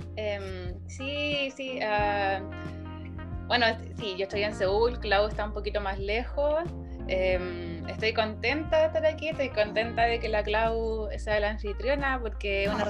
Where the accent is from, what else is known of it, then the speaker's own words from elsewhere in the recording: Valparaíso, Chile; moved away as an adult; also born or lived in Santiago, Chile; now in South Korea; yo soy de Valparaíso